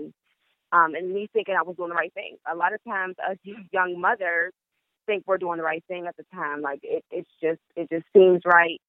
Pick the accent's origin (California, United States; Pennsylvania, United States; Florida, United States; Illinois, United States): Pennsylvania, United States; Pittsburgh; I'm from Pittsburgh, Pennsylvania, 24 years old